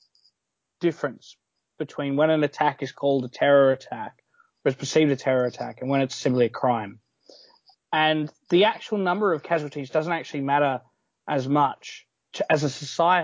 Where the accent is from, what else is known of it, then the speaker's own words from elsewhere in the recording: Australia; in Australia, as an Australian